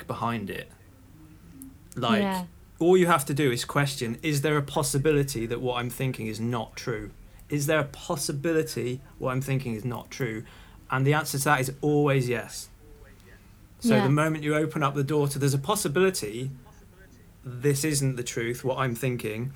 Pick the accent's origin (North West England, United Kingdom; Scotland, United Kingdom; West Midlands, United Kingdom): North West England, United Kingdom; Liverpool; I was born in Liverpool